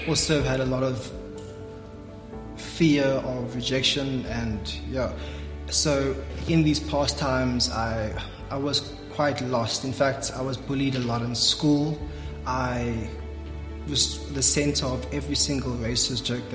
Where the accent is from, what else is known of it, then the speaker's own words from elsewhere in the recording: George, Western Cape, South Africa; I'm actually from George